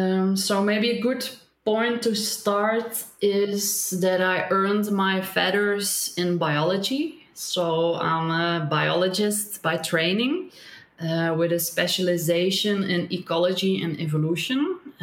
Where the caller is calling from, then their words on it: Belgium; I'm calling in from Belgium, which is a very populated and very little forested place in the middle of Europe somewhere.